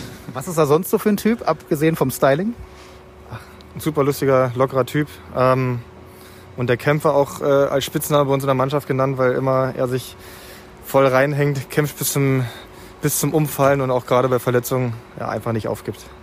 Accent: Northern Hesse, Germany; ich bin jetzt Nordhesse

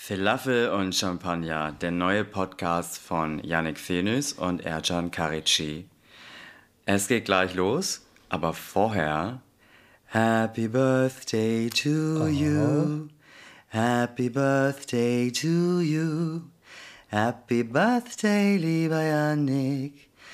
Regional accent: Garbsen, Lower Saxony, Germany; also born or lived in Hamburg; now in Hanover, Germany; ich komme aus Altgabsen, da bin ich ganz ländlich aufgewachsen.

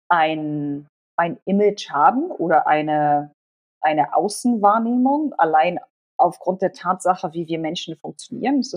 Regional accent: Germany; first language Polish; Ich bin in Deutschland geboren, bin dort zur Schule gegangen oder Kindergarten und so weiter und so fort und habe bis zum Kindergarten nur Polnisch gesprochen und bin polnisch sozialisiert worden

